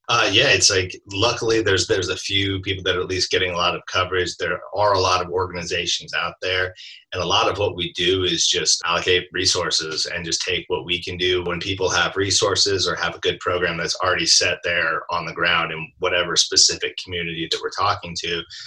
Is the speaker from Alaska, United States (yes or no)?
yes; Alaska, United States; I grew up in Alaska